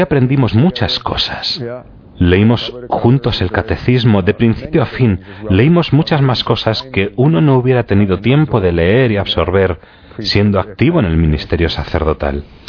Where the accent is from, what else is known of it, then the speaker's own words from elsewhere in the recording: Milwaukee, Wisconsin, United States; Spanish is a second language; moved away as an adult; also born or lived in Green Bay, Wisconsin / Kenosha, Wisconsin / Minnesota / Strasbourg, France; Yo nací en Wisconsin, Milwaukee, en 1940